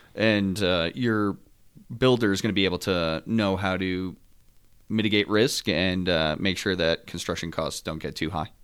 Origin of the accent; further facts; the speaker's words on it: Northeast New Jersey, United States; moved away; also born or lived in South Carolina; I'm from the North, uh, from Northeast New Jersey